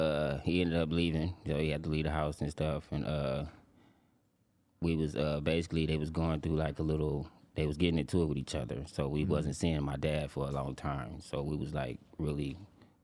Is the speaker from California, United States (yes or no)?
yes; Compton, California, United States; I'm from Compton. I grew up in I grew up in the projects on Bullish Road, across the street from Compton Swap Meet